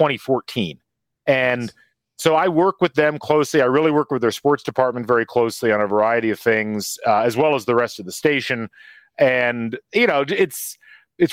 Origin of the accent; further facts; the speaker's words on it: Lafayette, Indiana, United States; I grew up largely in the Lafayette area